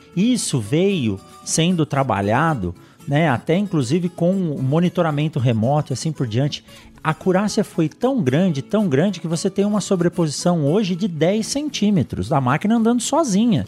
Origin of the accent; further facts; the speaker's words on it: São Paulo, Brazil; moved away as an adult; also born or lived in Botucatu; now in Sinop, Brazil; Eu nasci em São Paulo, na capital de São Paulo